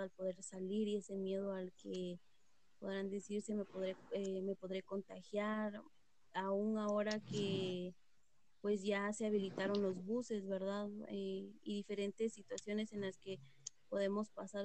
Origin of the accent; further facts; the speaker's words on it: San Cristóbal Totonicapán, Totonicapán, Guatemala; soy originaria de San Cristóbal, Totonicapán